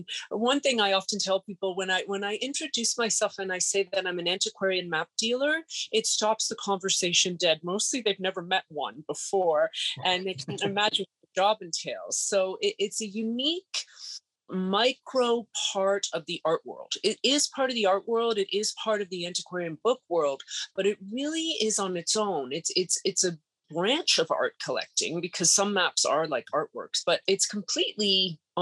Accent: Canada; moved away as an adult; now in New York City, United States; I had a 1-year work permit to live in the States. I'm Canadian

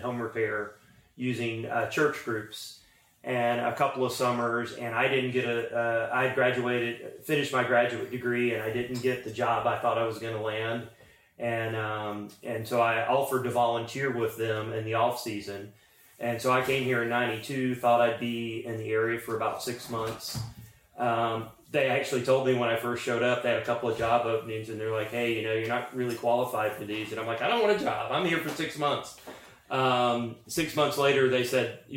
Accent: Atlanta, Georgia, United States; moved away as an adult; now in Hazard, Kentucky, United States; So I grew up in Atlanta

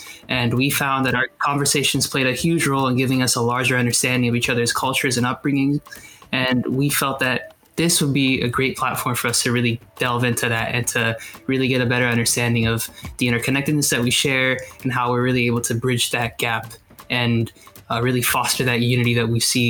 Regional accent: United States; I myself am a first generation Ethiopian immigrant. Well, my parents immigrated here and I was born in the States.

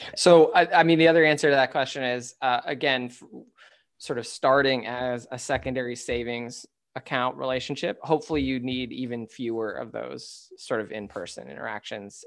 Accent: United States; as an American male

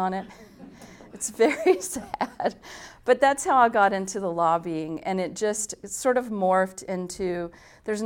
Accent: Southern Pines, North Carolina, United States; moved away as an adult; also born or lived in New York; I grew up in Southern Pines, and it's a small little beautiful town

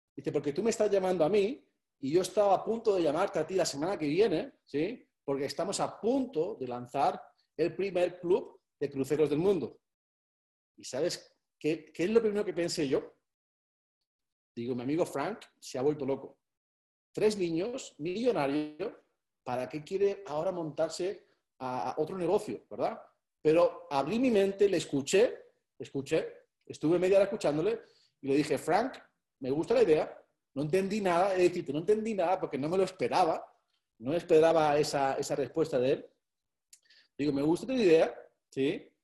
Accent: Spain; soy español

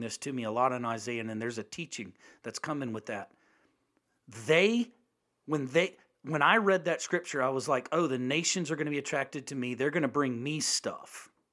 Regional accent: United States; as an American

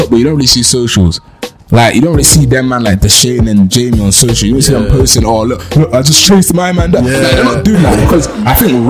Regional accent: Bristol, South West England, United Kingdom; I'm from Bristol

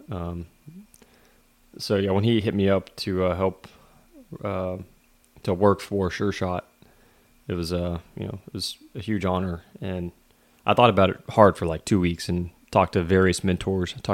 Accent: Texas, United States; It's a company I'm familiar with growing up in Southeast Texas.

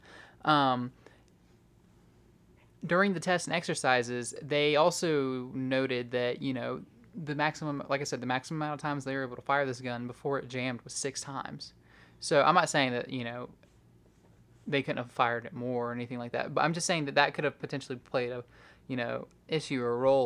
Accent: the South, United States; We're from the South

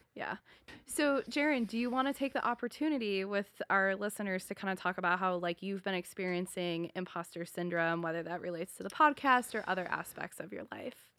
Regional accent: Buffalo, New York, United States; moved away; my hometown is Buffalo, New York

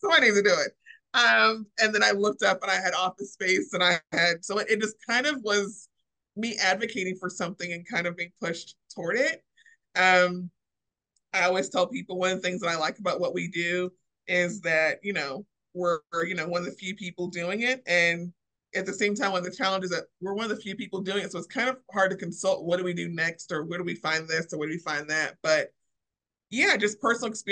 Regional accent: Springfield, Illinois, United States; moved away as an adult; now in Louisville, United States; I am not originally from here. I am from Springfield, Illinois.

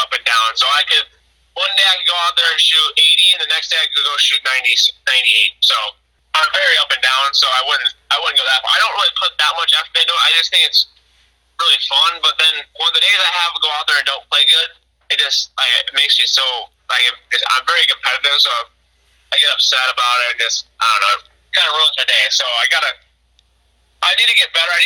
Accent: Illinois, United States; growing up in Illinois

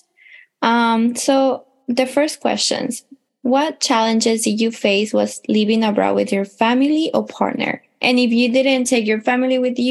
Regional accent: Mexico; I am from Mexico. My family is from Mexico

